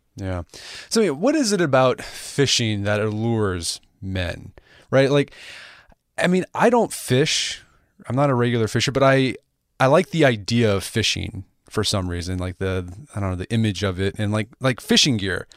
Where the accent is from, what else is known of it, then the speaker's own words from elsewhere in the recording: United States; I'm American